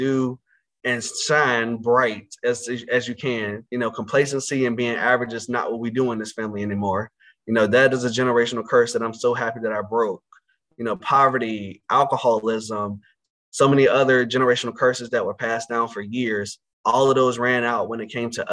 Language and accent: English; Conway, North Carolina, United States; also born or lived in Roanoke Rapids, North Carolina; I grew up in a little small town in northeastern North Carolina called Conway, North Carolina, which is located in Northampton County